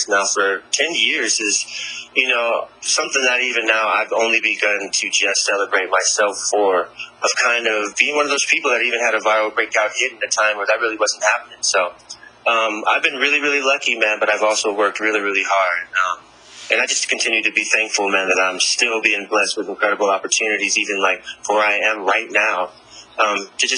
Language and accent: English; Raleigh, North Carolina, United States; moved away; fly back home to my hometown in Raleigh, North Carolina